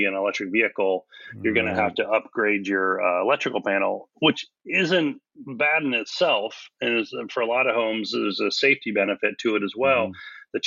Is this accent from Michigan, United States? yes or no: no; California, United States; moved away; also born or lived in Hawaii; I was raised in California and then Hawaii